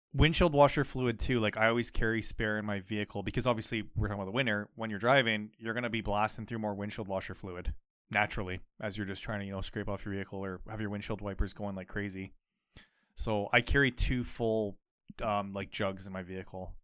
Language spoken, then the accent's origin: English; Canada; growing up in Canada